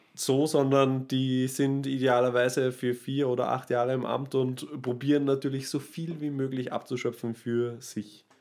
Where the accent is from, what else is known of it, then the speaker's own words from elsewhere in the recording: Austria; da sind wir Österreicher